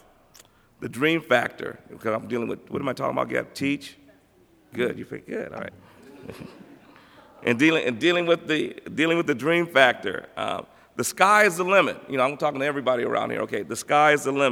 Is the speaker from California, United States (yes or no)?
yes; Los Angeles, California, United States; I came from Crenshaw High School in Los Angeles, where we were so used to winning